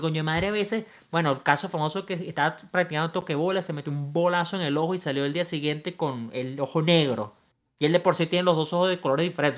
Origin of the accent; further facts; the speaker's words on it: Venezuela; now in United States; en mi país, Venezuela